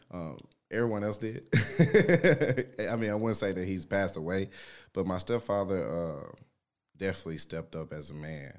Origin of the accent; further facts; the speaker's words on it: Shreveport, Louisiana, United States; moved away; I'm from Louisiana, Shreveport, Louisiana